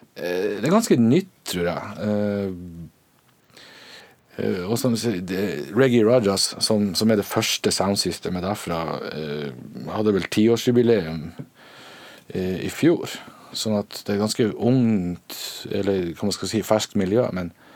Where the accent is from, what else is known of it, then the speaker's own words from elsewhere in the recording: Northern Norway, Norway; Vi er bønder fra Nord-Norge.